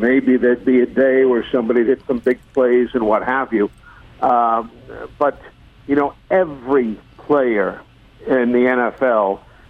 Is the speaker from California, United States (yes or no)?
no; New York City, New York, United States; moved away as an adult; now in Birmingham, United States; I grew up in New York City. I lived there till I was 23